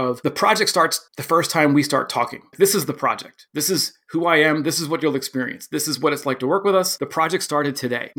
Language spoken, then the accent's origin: English; Philadelphia, Pennsylvania, United States; I'm from Philadelphia.